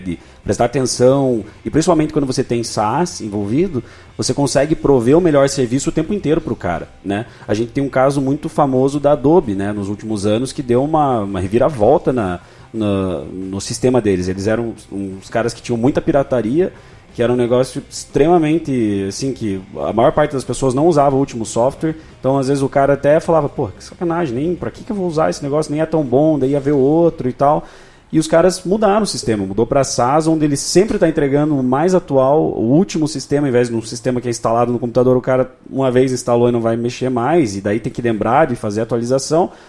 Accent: Brazil; nós como brasileiros

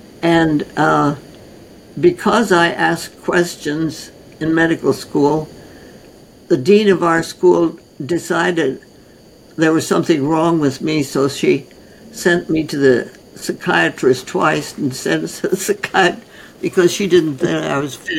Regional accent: North India, India; I was born and raised in North India. My parents were osteopathic physicians trained by A.T. Stild, who started the concept of osteopathy in 1912 and 1913. And they then went out to India as medical missionaries with the Presbyterian Church. And I was born there.

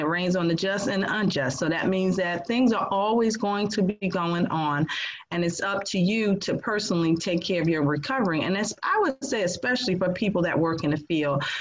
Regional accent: New Jersey, United States; now in North Carolina, United States; I'm from New Jersey

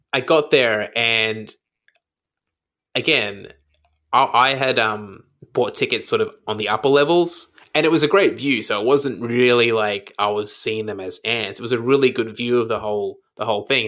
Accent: Brisbane, Queensland, Australia; now in Melbourne, Australia; I grew up in Brisbane

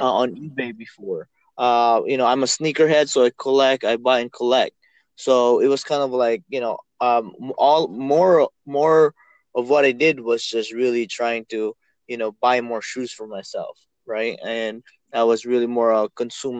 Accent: Philippines; moved away; I'm from the Philippines, me and my wife

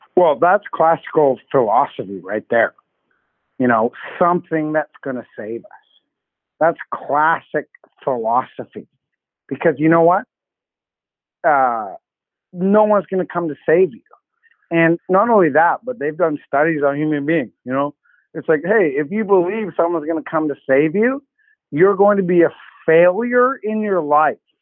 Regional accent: Canada; I'm Canadian

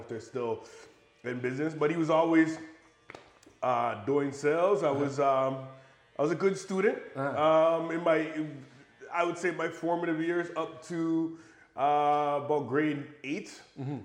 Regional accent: Buffalo, New York, United States; I'm American. So I was born in Buffalo, New York

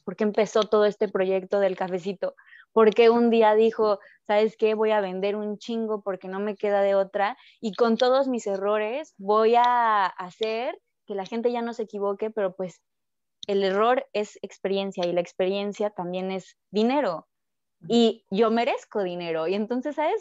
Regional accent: Mexico; moved away as an adult; now in France; Nosotros, los mexicanos

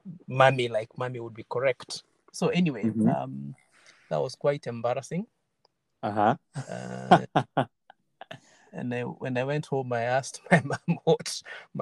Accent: Chuka, Tharaka-Nithi County, Kenya; English is a second language; also born or lived in Western Kenya / Kericho / Kitale / Sondu; I was born in Chuka. My folks are from Chuka, but I initially didn't grow up in Chuka because my dad was a policeman.

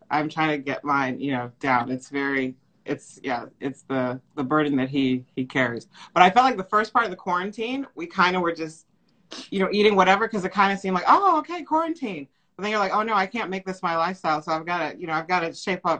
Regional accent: New York, United States; born there; my you know parents are African, but I was born in New York. Yeah. So you know New York State.

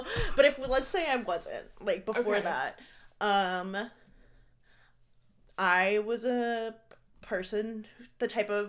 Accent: Norfolk, Virginia, United States; I'm from Norfolk, Virginia.

